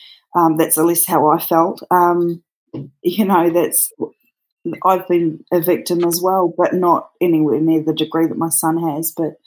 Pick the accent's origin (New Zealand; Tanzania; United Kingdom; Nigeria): New Zealand; now in Australia; Mine's a bit of a mix. I'm actually originally from New Zealand, and but I live in Australia.